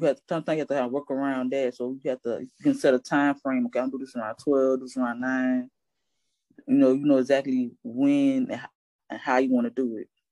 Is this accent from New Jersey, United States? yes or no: no; Hollywood, Florida, United States; I was born and raised in Hollywood, Florida